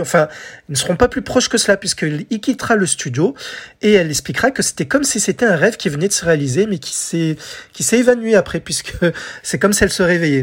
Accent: France; chez nous en France

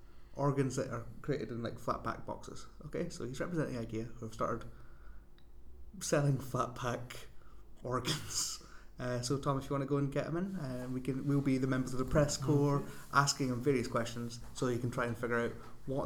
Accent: England, United Kingdom; I'm from Middle England, right?

